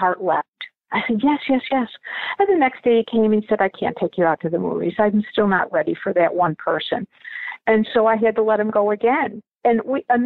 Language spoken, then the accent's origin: English; Buffalo, New York, United States; born or raised there; also born or lived in Dublin, Ireland